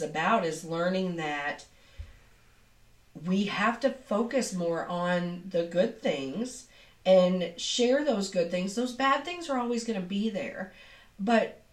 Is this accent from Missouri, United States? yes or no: yes; Southeast Missouri, United States; accent: twang; I come from Southeast Missouri. And I have a little bit of a twang